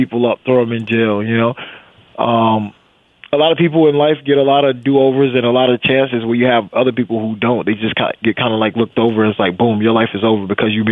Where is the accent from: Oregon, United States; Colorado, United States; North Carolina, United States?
North Carolina, United States; Wilmington; I grew up in Wilmington, North Carolina, right on the coast